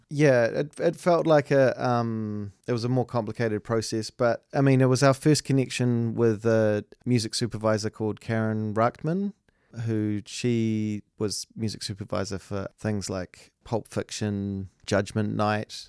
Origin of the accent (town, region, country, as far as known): New Zealand